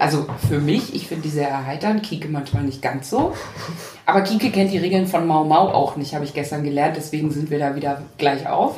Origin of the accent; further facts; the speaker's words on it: Thuringia, Germany; now in Hamburg, Germany; geboren bin ich in der DDR, in Thüringen